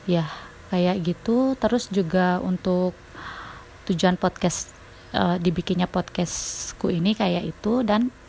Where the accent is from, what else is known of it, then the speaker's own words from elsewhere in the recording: West Nusa Tenggara, Indonesia; now in Shigaraki, Japan; Aku asli dari Lombok, NTB, Indonesia, tapi sekarang tinggal di Jepang. Tepatnya di Sigaraki.